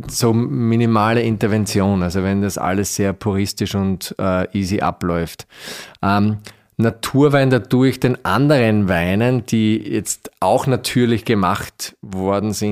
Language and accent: German; Styria, Austria; ich bin, ich bin ein Steirer, so wie du.